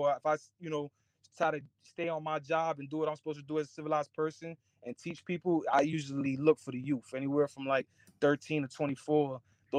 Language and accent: English; New Jersey, United States; just because I'm from Jersey and I don't speak, you know, fluent Spanish.